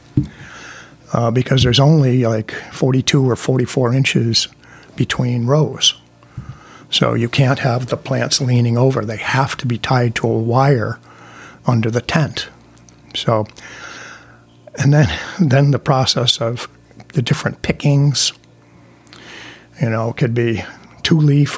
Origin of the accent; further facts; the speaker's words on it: Windsor, Connecticut, United States; I'm from Windsor. I live in Windsor.